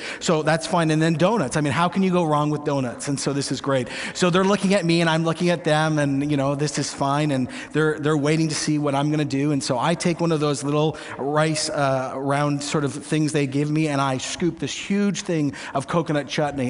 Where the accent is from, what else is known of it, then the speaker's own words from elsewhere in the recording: Canada; I'm Canadian. It's Tim Hortons, but in a little different style.